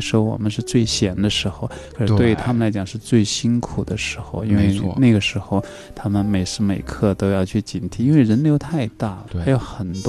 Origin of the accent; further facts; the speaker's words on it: China; 小时候我们中国人都唱过。